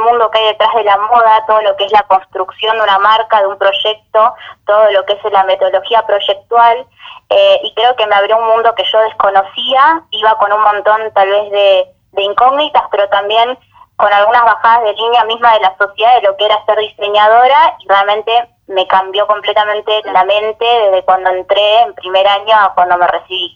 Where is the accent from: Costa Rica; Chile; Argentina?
Argentina; Buenos Aires; yo soy de Buenos Aires, vengo de un colegio con una formación muy clásica